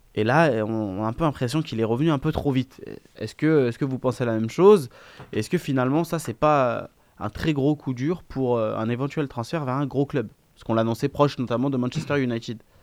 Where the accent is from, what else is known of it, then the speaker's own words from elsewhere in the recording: Biskra, Biskra Province, Algeria; c'est ma ville natale